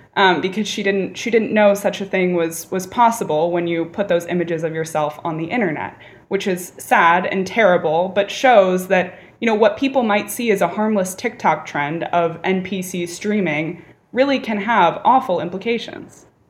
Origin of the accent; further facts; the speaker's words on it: California, United States; California, my home state